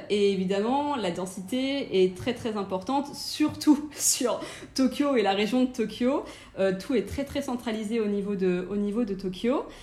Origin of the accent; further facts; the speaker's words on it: France; moved away as an adult; also born or lived in London, United Kingdom; now in Japan; je suis française